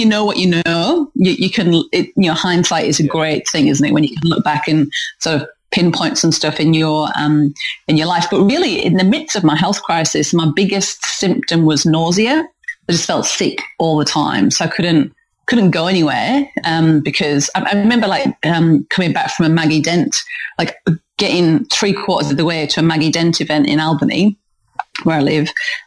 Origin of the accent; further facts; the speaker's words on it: North East England, United Kingdom; moved away; Protestant work ethic that I grew up with in the northeast of England. If you're trying to work out where the hell my accent's from, then that's where it's from.